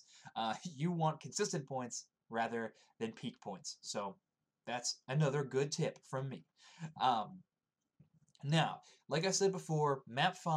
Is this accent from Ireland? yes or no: no; Canada; I'm Canadian